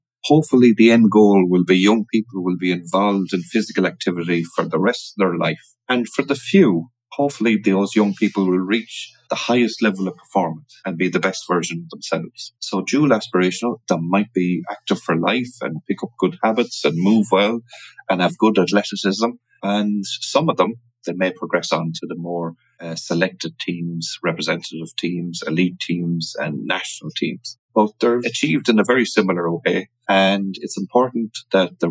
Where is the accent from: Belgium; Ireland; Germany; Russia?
Ireland; Connacht; also born or lived in London; I'm from Ireland, the west of Ireland, more importantly